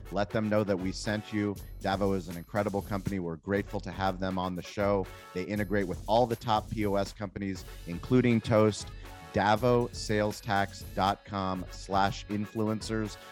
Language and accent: English; San Diego, California, United States; I grew up in San Diego. I mean, I moved here when I was six months old